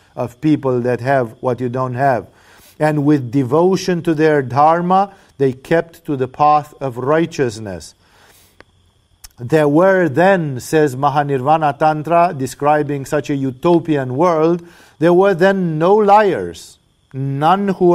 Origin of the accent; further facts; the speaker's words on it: Romania; now in Thailand; I come from Romania